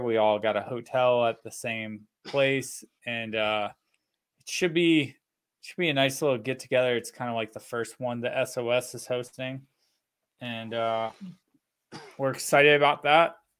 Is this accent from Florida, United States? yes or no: yes; Florida, United States; moved away; I grew up in Florida